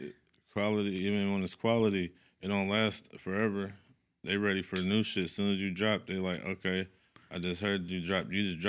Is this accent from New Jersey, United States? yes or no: no; Sacramento, California, United States; I'm from the East. I'm from East Side, Sacramento, Lincoln Village.